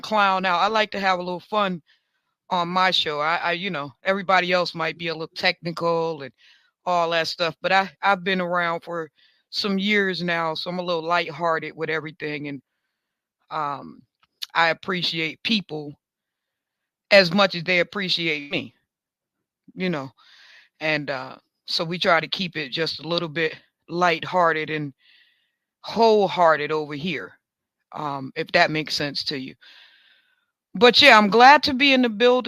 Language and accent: English; New York, United States; I'm a New Yorker, man. I'm a Bills fan. You know, I'm Buffalo all day